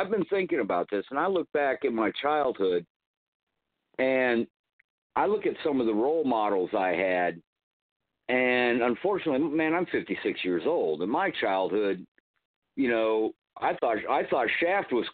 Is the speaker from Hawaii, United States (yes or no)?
yes; Hawaii, United States; I grew up in Hawaii where I was the minority